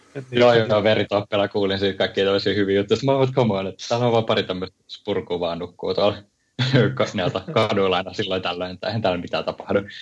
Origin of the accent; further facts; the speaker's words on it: Helsinki, Uusimaa, Finland; moved away as an adult; also born or lived in Oulu; mä oon niin Helsingistä